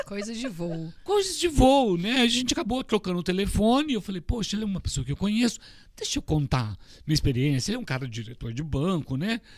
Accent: Orlândia, São Paulo, Brazil; now in Miami, United States; De onde eu vim? De uma cidade que Lá se chama Orlândia

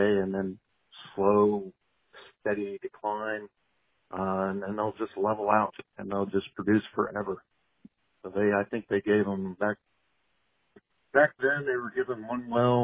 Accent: Pennsylvania, United States; moved away as an adult; also born or lived in Oklahoma; now in Houston, United States; I grew up over in the Appalachian Mountains

